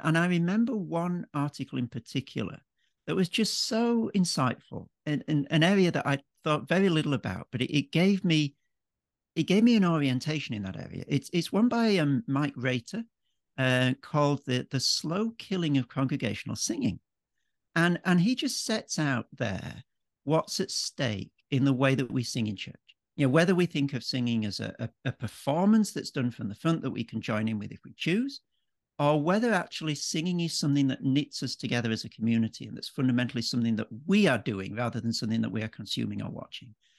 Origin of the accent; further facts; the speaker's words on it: Yorkshire and the Humber, United Kingdom; moved away as an adult; also born or lived in Cambridge; now in Melbourne, Australia; an Englishman. Um, so born and brought up in Yorkshire, uh, in the north of England